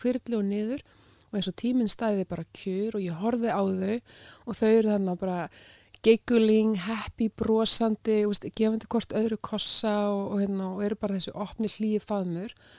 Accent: North Iceland, Iceland; now in Reykjavík, Iceland; ég er að norðan, ég er skaffringur

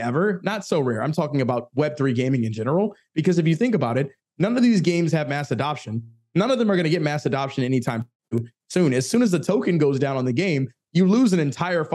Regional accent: Washington, United States; I'm from the Virginia, D.C. metro area. So the Washington Wizards would be my hometown team

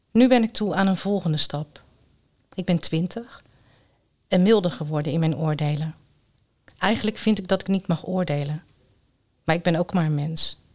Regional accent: Netherlands; Ik ben Nederlander, maar met sterk Koerdische wortels.

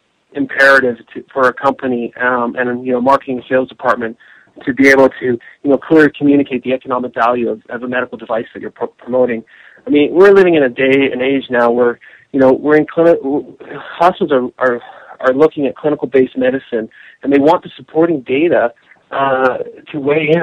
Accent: Canada; moved away as an adult; also born or lived in Vancouver, British Columbia / Washington, D.C. / Denver; now in United States; I'm originally from Canada, so I've been living in the U.S. for about 10 years

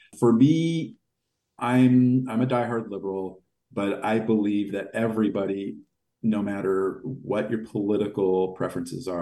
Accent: United States; also born or lived in Los Angeles, California; as an American

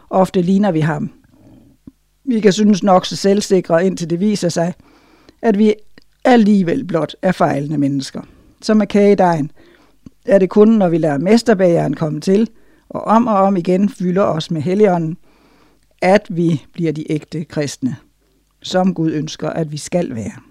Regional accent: Denmark; Jeg ved, hvad jeg taler om, for jeg voksede op i Danmark, min far var udlært bager

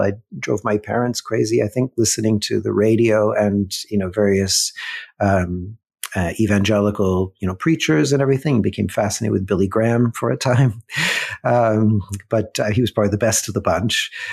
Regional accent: Mississauga, Ontario, Canada; I grew up in Mississauga

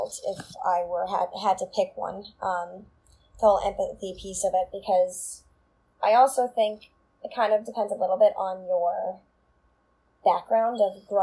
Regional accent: Long Island, New York, United States; where I grew up in Sable, which is like a very small town on the south shore of Long Island

